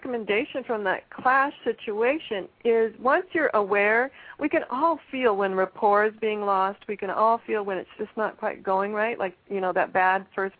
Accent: Pacific Northwest, United States; I am from the Pacific Northwest

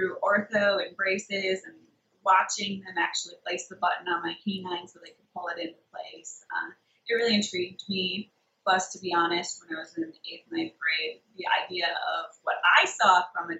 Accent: north central Wisconsin, United States; moved away as an adult; now in North Carolina, United States; I'm originally from Wisconsin, actually, north central Wisconsin

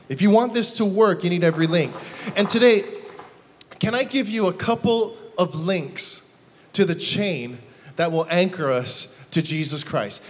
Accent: Hawaii, United States; I'm from Hawaii

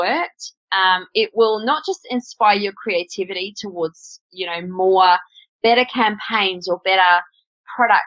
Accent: Australia; I'm Australian

